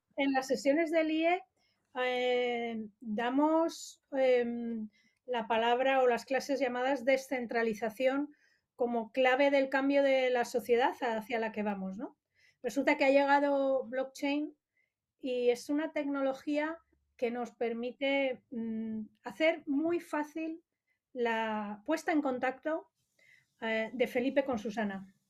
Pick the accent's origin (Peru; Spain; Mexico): Spain; Madrid, Community of Madrid; soy de aquí de Madrid